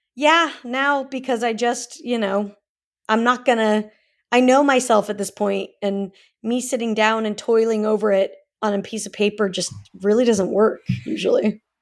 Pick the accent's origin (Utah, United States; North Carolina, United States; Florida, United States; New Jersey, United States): Utah, United States; Salt Lake City; moved away as an adult; also born or lived in California; now in Los Angeles, United States; I was born in California, but I grew up in Salt Lake for most of my life, and then, yeah, I came out here two thousand eight